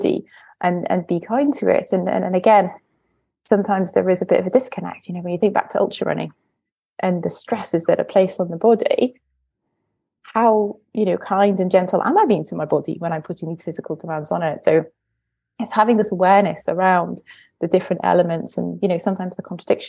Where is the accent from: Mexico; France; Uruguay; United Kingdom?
United Kingdom; North East England; I was brought up in the northeast of England in the 90s